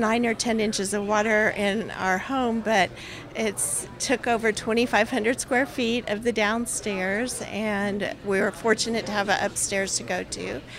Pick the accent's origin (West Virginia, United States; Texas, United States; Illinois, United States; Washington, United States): Texas, United States; El Paso; now in Houston, United States; I'm from El Paso